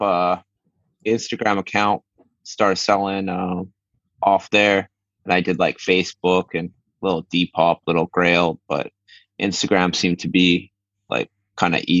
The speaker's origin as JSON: {"language": "English", "town": "Victoria", "region": "British Columbia", "country": "Canada", "tie": "born or raised there", "lives_now": "Vancouver, Canada", "said": "I was born in Victoria, BC, the island of Vancouver, British Columbia. And then, I moved to Vancouver"}